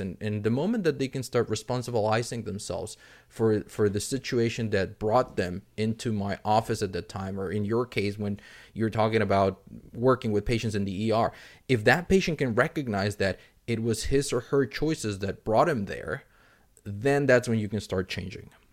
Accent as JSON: {"language": "English", "region": "Mexico City", "country": "Mexico", "said": "I'm originally from Mexico City"}